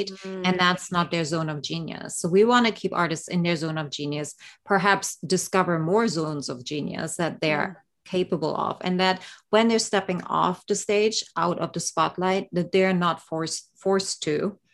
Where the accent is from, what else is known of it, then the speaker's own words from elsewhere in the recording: East Germany, Germany; moved away; I grew up actually in East Germany behind the Iron Curtain in the 70s and 80s.